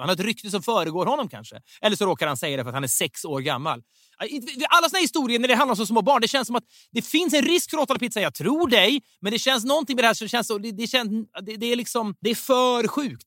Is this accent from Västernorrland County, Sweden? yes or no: yes; Sundsvall, Västernorrland County, Sweden; jag kommer ju från Sundsvall